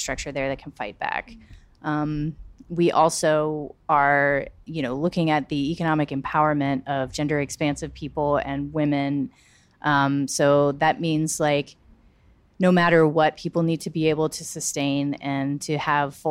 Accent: Charleston, South Carolina, United States; being from South Carolina and being from Charleston

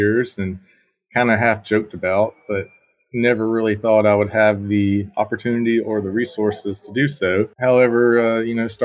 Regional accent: Barnwell, South Carolina, United States; Growing up in Barnwell, it's a small community

